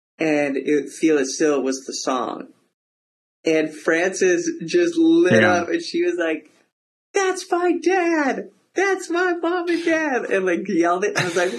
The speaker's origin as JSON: {"language": "English", "region": "Alaska", "country": "United States", "tie": "born or raised there", "said": "growing up in Alaska, for us, like I grew up in Kinnick"}